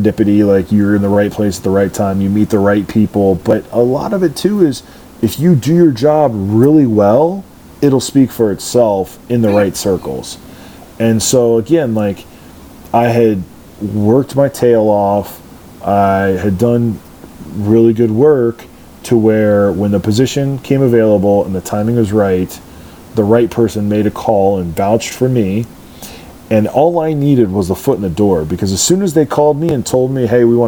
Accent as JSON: {"language": "English", "region": "Central Ohio", "country": "United States", "said": "we're from Central Ohio, so you kind of have an idea of like Columbus traffic"}